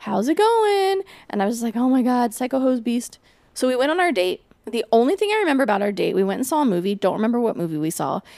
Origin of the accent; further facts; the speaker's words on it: Portland, Oregon, United States; So I'm from Portland, which is, like, very not racially diverse.